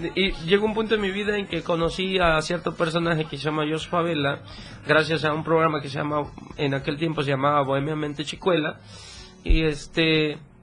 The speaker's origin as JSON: {"language": "Spanish", "area": "Mapa", "region": "Chiapas", "country": "Mexico", "tie": "born or raised there", "moved": "as an adult", "lives_now": "Mexico City, Mexico", "said": "Amo mucho ese pueblo, pero ya llevo cinco años fuera de la ciudad, eh, de, fuera de mapa. Vivo en Ciudad de México"}